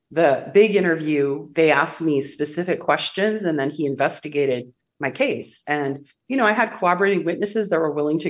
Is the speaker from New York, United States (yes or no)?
no; Wisconsin, United States; moved away as an adult; also born or lived in California; now in Russia; I grew up on a farm in Wisconsin. I was born in California.